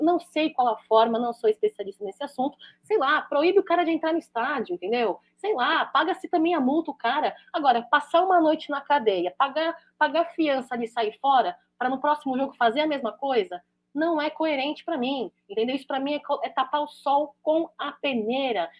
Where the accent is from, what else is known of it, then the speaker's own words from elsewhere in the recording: Brazil; já sou nascida no Brasil, um país que acolheu meus pais, acolheu minha, meus avós